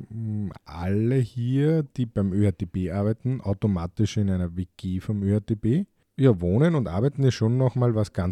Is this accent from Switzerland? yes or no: no; Austria; Bei uns in Österreich gibt es das zum Glück sehr wenig